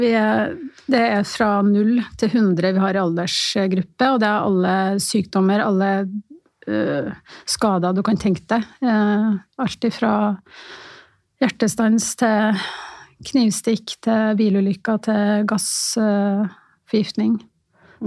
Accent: Levanger, Trøndelag, Norway; moved away as an adult; also born or lived in Stockholm, Sweden; now in Oslo, Norway; Født i Stockholm, oppvokst på Levanger. Men bodd i Oslo siden 91.

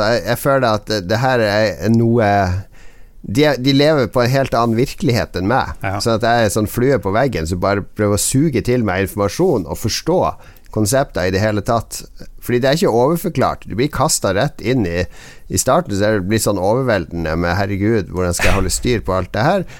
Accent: Northern Norway, Norway; vi er nordlendinger

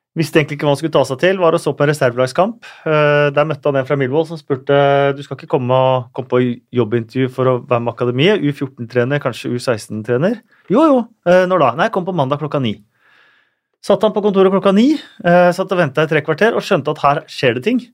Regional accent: Norway; er eh, født og oppvokst i Norge og norske foreldre, har følt oss norske hele livet

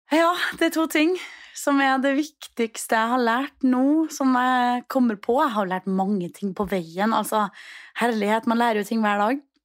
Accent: Trondheim, Trøndelag, Norway; moved away as an adult; now in Copenhagen, Denmark; hjemme i Trondheim

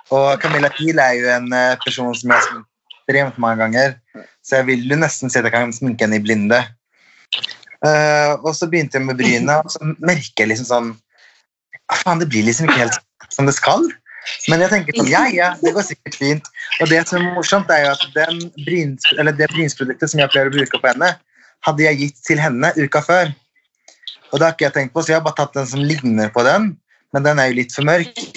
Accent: Sweden; now in Norway; jeg er svensk

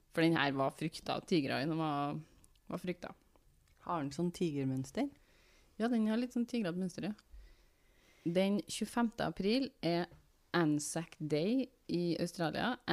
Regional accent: Trøndelag, Norway; Eh, jeg kan fortelle én ting som ekte trønder.

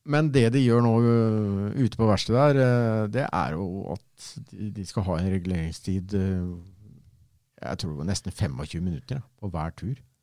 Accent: Fredrikstad, Østfold, Norway; Jeg kommer jo fra Borge

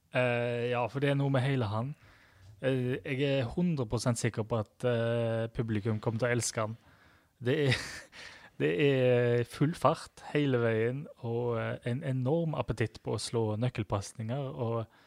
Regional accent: Sveio, Vestland, Norway; Jeg er fra Sveio

